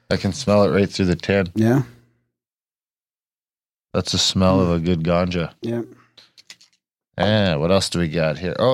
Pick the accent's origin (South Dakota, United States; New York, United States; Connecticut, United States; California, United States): California, United States; the boys in the chats who called me a commie because I am from California.